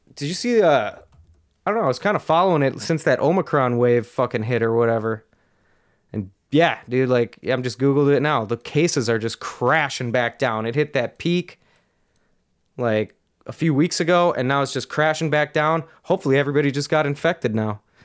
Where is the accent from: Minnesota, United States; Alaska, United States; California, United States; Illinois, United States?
Minnesota, United States; I'm from Minnesota